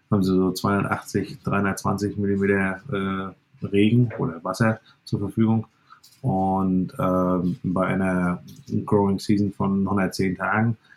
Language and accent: German; Stralsund, Mecklenburg-Vorpommern, Germany; also born or lived in Canada; Ich bin gebürtiger Stralsunder und ähm, ja, wollte eigentlich in Kanada leben und habe aber meine Frau nicht rübergekriegt. Und daher äh, ja, bin ich dann wieder zurückgekommen äh, nach 15 Jahren Kanada und ähm, ja, bin jetzt wieder hier auf dem Betrieb, wo ich groß geworden bin